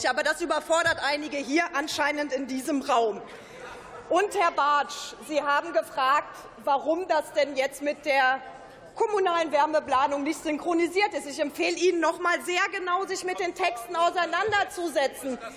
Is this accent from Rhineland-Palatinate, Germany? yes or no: yes; Trier, Rhineland-Palatinate, Germany; Ich komme zum Beispiel aus Trier. Wir haben dort sehr vorbildliche Stadtwerke.